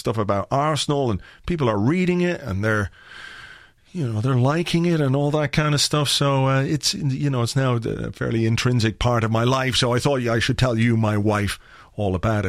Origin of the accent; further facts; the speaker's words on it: Ireland; I'm from Ireland